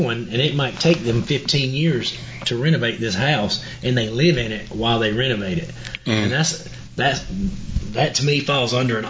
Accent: the South, United States; you can't even tell I'm from the South.

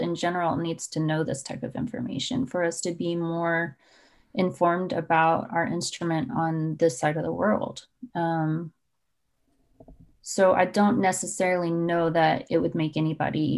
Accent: Texas, United States; I'm from Texas

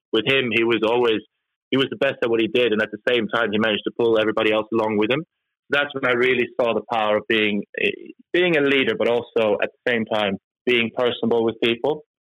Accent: Norway; moved away; I'm from from back in Norway. I'm, I'm Norwegian by uh, my heritage. But so, so born and raised in Norway

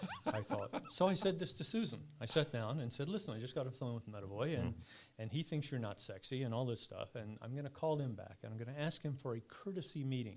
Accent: Durham, North Carolina, United States; moved away; And I grew up in Durham.

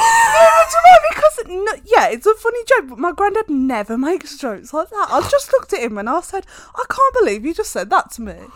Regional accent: United Kingdom; we are British

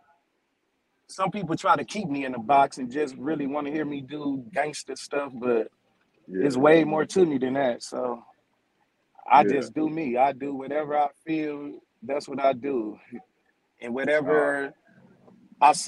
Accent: Flint, Michigan, United States; I'm from Flint, Michigan.

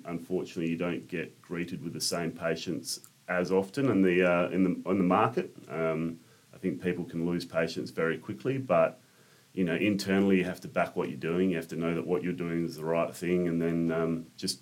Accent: Albany, Western Australia, Australia; moved away as an adult; also born or lived in Katanning; now in Perth, Australia; I grew up in Katanning in Albany

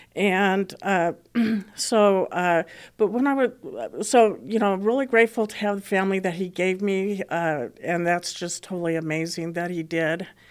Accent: Boulder, Colorado, United States; I did, uh, grow up in Colora-, here in Colorado, and I grew up in Boulder, Colorado

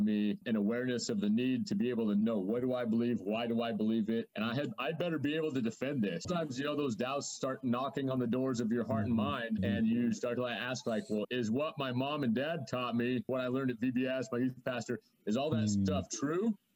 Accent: Idaho, United States; I'm from Idaho. Uh, I consider it kind of the pride of the Northwest. We got the Alps of the Northwest here

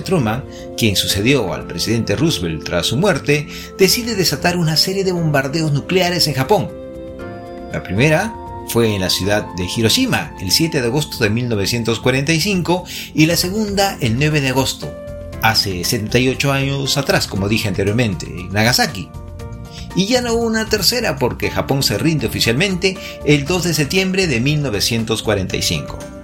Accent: Peru; now in Japan; Los que nacimos en el Perú por esas circunstancias de la vida nos encontramos al otro lado del Océano Pacífico

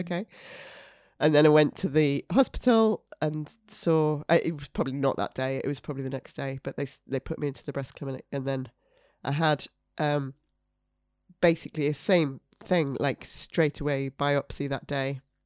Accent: York, Yorkshire and the Humber, United Kingdom; moved away; I'm from York originally

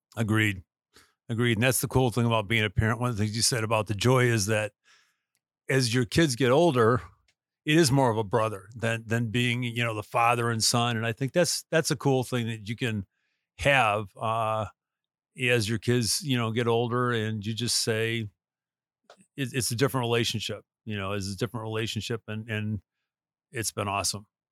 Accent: United States; being an American, uh, who lives where I live

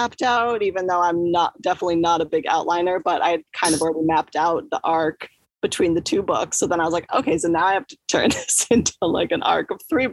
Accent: United States; I'm long American

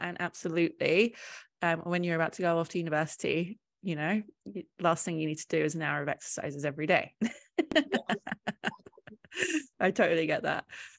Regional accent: England, United Kingdom; I'm British and I was diagnosed in England as well.

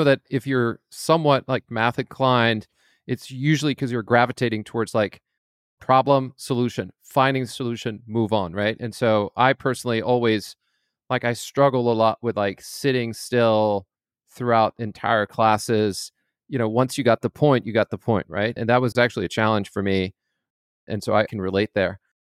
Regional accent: Scotland, United Kingdom; also born or lived in France; now in United States; I was born in France. My father's French speaking. And so I learned English growing up in Scotland at a very young age.

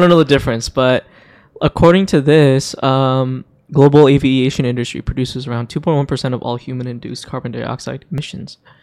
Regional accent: Hong Kong; moved away; I grew up in Hong Kong

